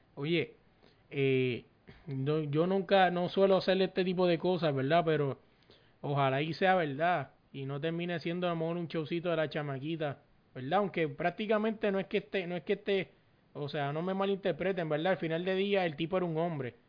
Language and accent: Spanish; Puerto Rico; moved away; un borico que está en la diáspora, pero si no fuera por las porquerías que están pasando en Puerto Rico, yo estuviera en mi país